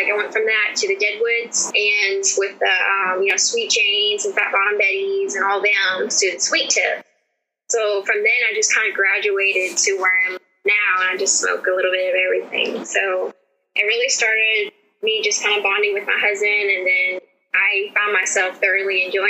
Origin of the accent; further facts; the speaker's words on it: Port Hope, Louisiana, United States; born there; now in Meridianville, United States; I'm currently in Meridianville, Alabama. I was born in Port Hope, Louisiana, but my parents were military. Well, my dad was, so we moved around a lot. So that's how we got to Huntsville.